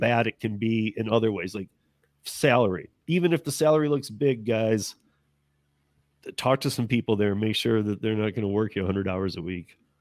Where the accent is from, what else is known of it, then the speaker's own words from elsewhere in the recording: Michigan, United States; moved away; I'm originally from Michigan